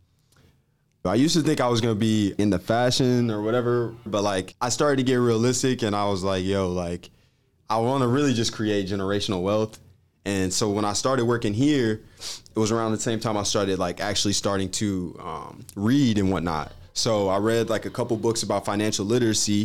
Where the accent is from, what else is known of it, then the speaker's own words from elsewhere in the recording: Twinsburg, Ohio, United States; also born or lived in Cleveland, Ohio; I'm from Twinsburg, Ohio, Cleveland, Ohio, originally born and raised.